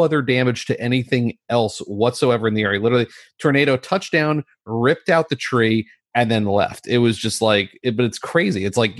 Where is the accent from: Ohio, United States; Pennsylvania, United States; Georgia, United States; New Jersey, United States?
New Jersey, United States; I grew up in New Jersey.